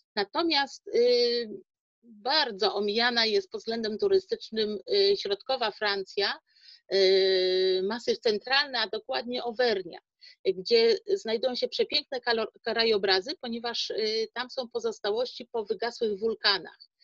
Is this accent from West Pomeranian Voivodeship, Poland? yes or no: yes; Szczecin, West Pomeranian Voivodeship, Poland; jestem rodowitą Szczecinianką